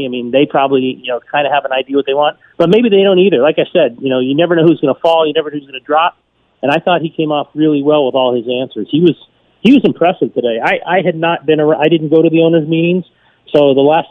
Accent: Laguna Beach, California, United States; I grew up in Laguna Beach.

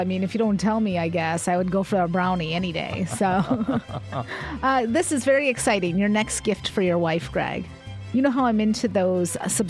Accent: Chicago, Illinois, United States; now in Tucson, United States; I grew up in Chicago.

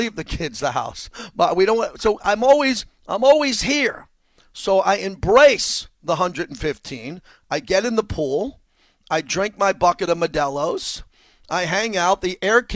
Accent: New York, United States; moved away as an adult; also born or lived in San Diego, California; now in Las Vegas, United States; I grew up in New York. I went to college in upstate New York.

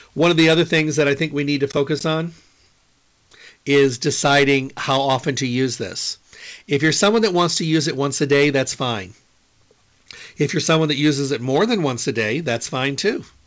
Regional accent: Midwest, United States; I'm from the Midwest

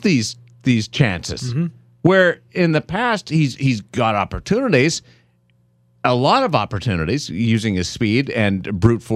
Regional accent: Canada; now in Las Vegas, United States; I'm Canadian

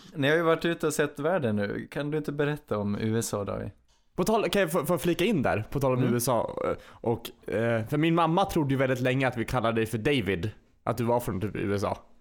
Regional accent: Falun, Dalarna County, Sweden; vi växte upp i Falun

